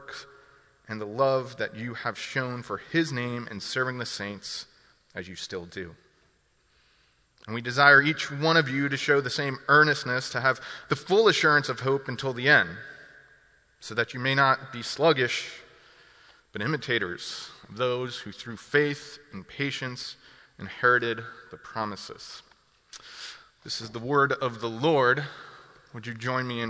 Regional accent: New Jersey, United States; moved away as an adult; now in Milwaukee, United States; I'm originally from New Jersey. More recently, over the past 5 years, I've lived in Milwaukee, Wisconsin

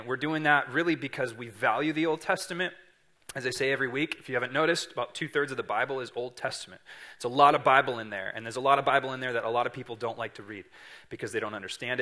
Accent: Siskiyou County, California, United States; I'm from Siskiyou County, so we are right in line of Mount Shasta

